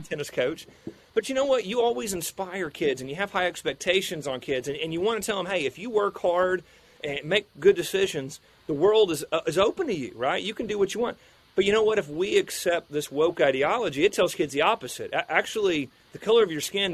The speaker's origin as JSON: {"language": "English", "town": "McAlester", "region": "Oklahoma", "country": "United States", "tie": "born or raised there", "said": "I grew up in a small town called McAllister in southeast Oklahoma"}